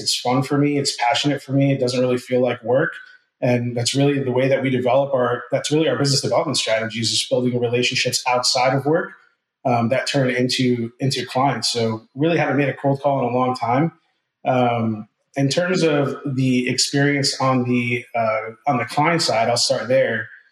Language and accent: English; New Jersey, United States; moved away as an adult; now in Ponte Vedra Beach, United States; I'm born and raised in New Jersey, uh, moved down here to Northeast Florida about six uh, years ago